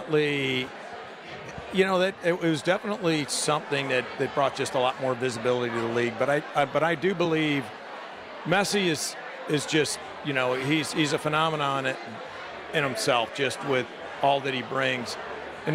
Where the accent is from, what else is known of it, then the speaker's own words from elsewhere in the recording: St. Louis, Missouri, United States; both of us growing up in St. Louis